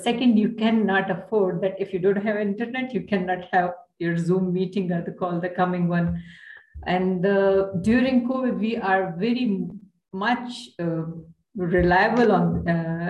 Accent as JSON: {"language": "English", "country": "Pakistan", "said": "We are only three from Pakistan"}